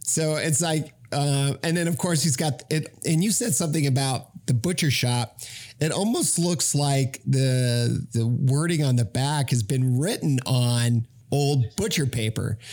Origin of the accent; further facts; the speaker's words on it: Arizona, United States; I'm from Arizona